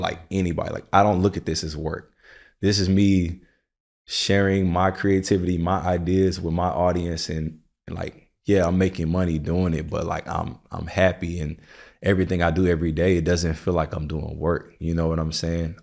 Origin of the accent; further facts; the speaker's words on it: the South, United States; now in New York, United States; I'm from the South